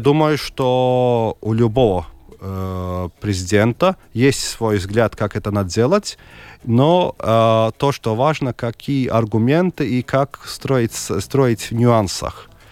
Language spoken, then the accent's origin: Russian; Daugavpils, Latgale, Latvia; also born or lived in Selonia / Ilūkste; Я родился в Даугупилсе